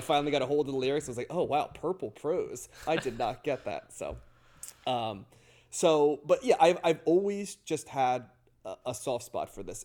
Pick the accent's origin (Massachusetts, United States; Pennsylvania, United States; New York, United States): Pennsylvania, United States; near Philadelphia; I grew up near Philly